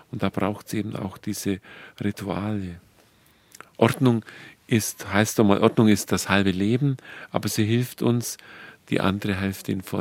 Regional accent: Dillingen, Bavaria, Germany; Und ich komme ja aus dem Ort, aus Dillingen, wo der Pfarrer Kneip seine ersten Versuche gemacht hat

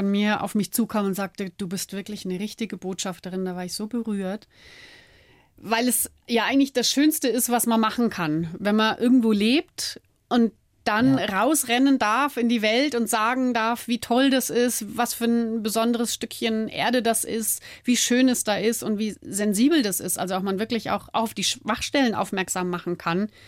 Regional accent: Munich, Bavaria, Germany; now in Hallig, Germany; Die Hallig ist mittlerweile mein Zuhause, München bleibt immer meine Heimat.

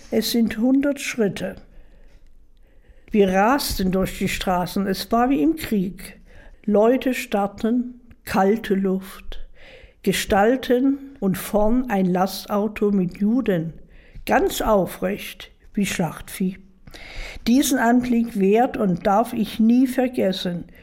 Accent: Dresden, Saxony, Germany; ich bin eine Dresdnerin und mein Schicksal hat sich in Dresden abgespielt.

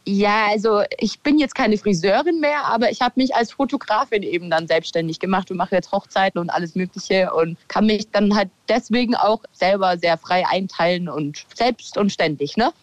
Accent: Kirchseeon, Bavaria, Germany; accent: Bavarian; Also ich wohne schon immer in Kirchseon da bis vor zwei Jahren habe ich noch in dem Haus gelebt, wo ich eben aufgewachsen bin

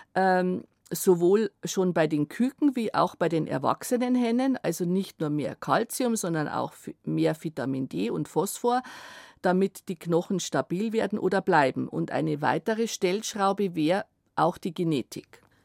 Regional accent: Germany; Bei uns in Deutschland

